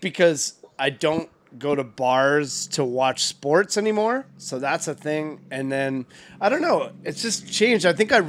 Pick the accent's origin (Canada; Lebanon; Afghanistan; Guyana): Canada; I was born in Canada. I was just born here.